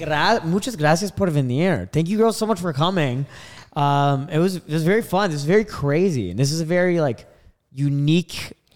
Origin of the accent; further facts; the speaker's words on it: Canada; I'm from Canada.